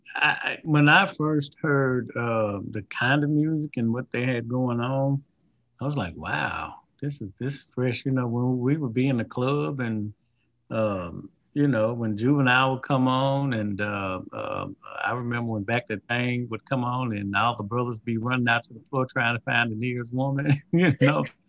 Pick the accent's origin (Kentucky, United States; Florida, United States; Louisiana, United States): Louisiana, United States; being from Louisiana